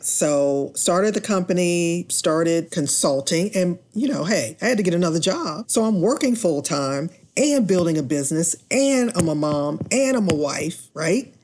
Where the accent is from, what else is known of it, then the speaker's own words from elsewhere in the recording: Washington, District of Columbia, United States; I grew up in Washington, D C